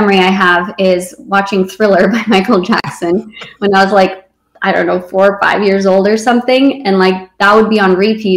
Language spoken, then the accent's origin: English; Romania; moved away; I was born in Romania and I was born there during communism.